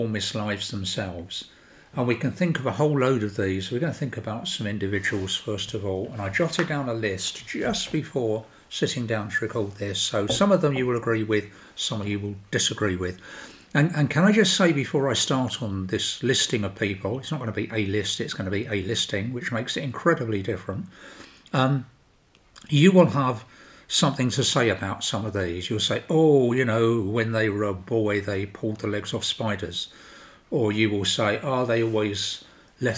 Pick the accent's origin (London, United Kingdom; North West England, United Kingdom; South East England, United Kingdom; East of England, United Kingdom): London, United Kingdom; I come from South London, which you can probably tell anyway